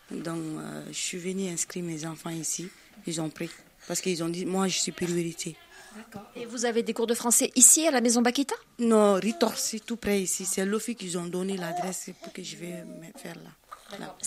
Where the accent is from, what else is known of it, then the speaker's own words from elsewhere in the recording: Mali; now in France; Moi, je suis malienne.